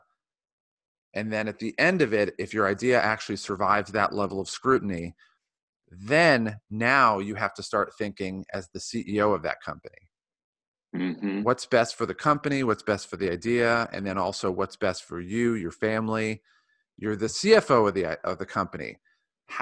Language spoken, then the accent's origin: English; Ohio, United States; now in San Diego, United States; I grew up in Ohio and everybody in Ohio has brown hair